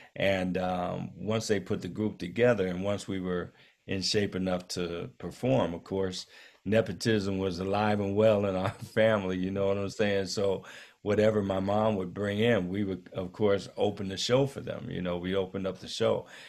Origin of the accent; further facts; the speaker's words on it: Akron, Ohio, United States; moved away; in Akron at, uh, my hometown